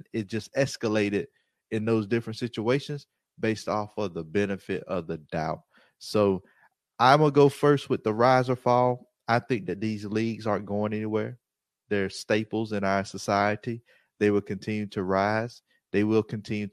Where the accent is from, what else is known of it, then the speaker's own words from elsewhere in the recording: the Deep South, United States; I grew up in the South, deep South